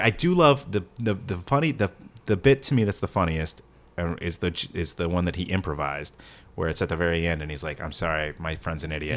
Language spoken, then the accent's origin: English; Oklahoma, United States; I'm from Oklahoma.